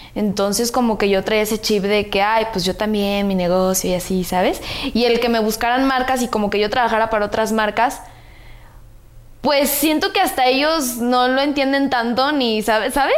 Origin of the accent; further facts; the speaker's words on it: Guadalajara, Jalisco, Mexico; Soy de Guadalajara